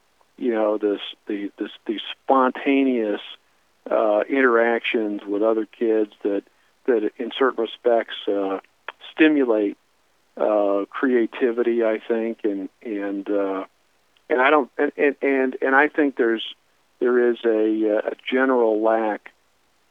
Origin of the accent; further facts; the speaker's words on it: Fort Wayne, Indiana, United States; moved away as an adult; now in Columbus; Growing up in Fort Wayne, Indiana, which is where I was born